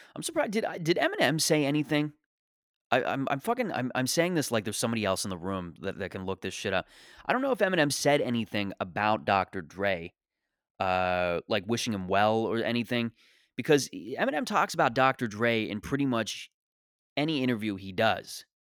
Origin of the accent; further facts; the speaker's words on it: Canada; I'm a Canadian